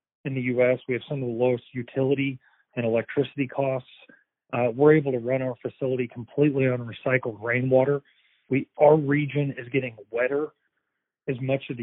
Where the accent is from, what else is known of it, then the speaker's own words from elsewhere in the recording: Kentucky, United States; moved away as an adult; also born or lived in New York / Washington, D.C.; I grew up in Kentucky, but spent about 10 years in New York and D.C.